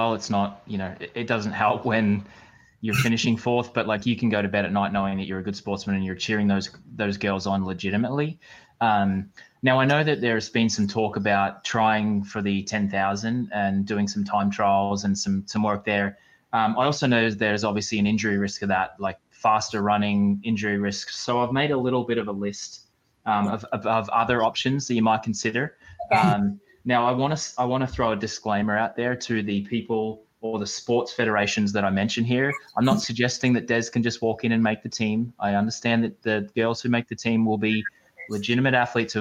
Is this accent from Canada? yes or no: no; Australia; moved away